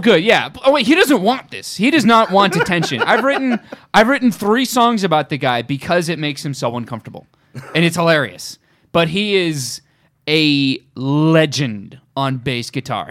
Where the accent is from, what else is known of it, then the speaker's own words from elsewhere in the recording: Orange County, California, United States; I'm from Orange County.